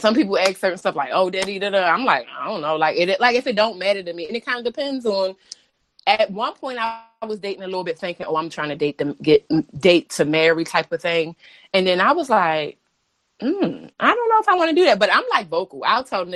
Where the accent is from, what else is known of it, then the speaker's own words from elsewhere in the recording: Baltimore, Maryland, United States; moved away as an adult; now in Washington, D.C., United States; I'm a bitch from Baltimore